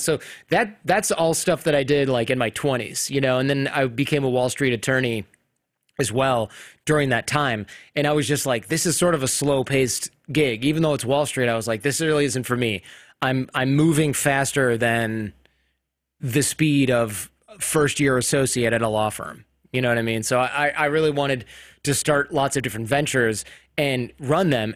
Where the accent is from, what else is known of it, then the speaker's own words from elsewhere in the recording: Michigan, United States; I grew up in Michigan